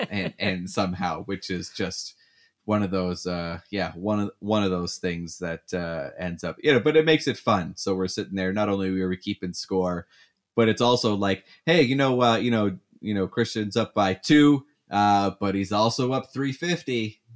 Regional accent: Canada; moved away as an adult; now in United States; being the Canadian

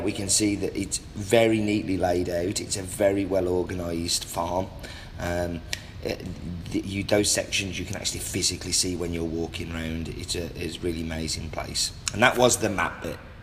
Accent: England, United Kingdom; wherever I go, I'm English.

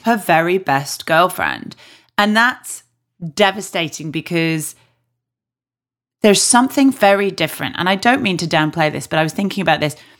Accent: Yorkshire and the Humber, United Kingdom; I'm obviously from Yorkshire

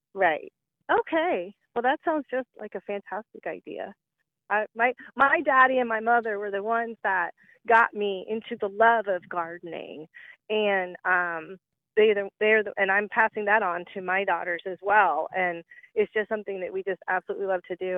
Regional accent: Warner Robins, Georgia, United States; born or raised there; now in Indiana, United States

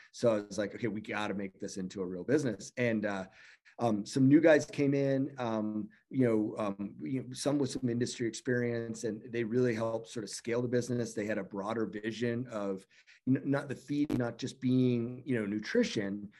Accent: Canada; I'm from Canada

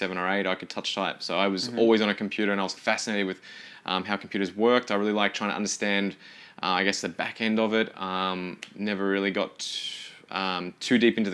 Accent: Kilmore, Victoria, Australia; also born or lived in Seymour; I grew up in Kilmore, went to an international school, did the IB program

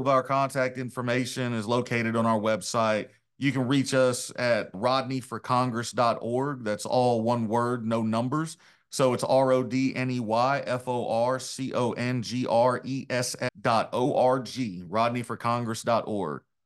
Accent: Arkansas, United States; what makes us all Arkansans

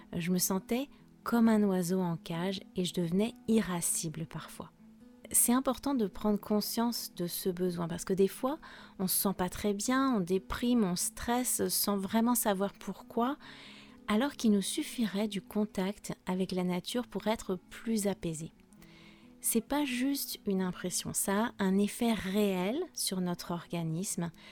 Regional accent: France; je suis française

